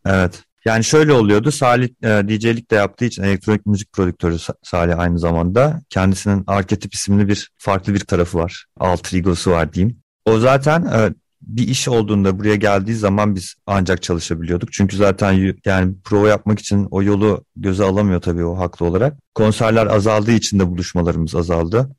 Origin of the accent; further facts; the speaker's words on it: Mersin, Turkey; ben İstanbul dışında büyüdüm, Mersin'de büyüdüm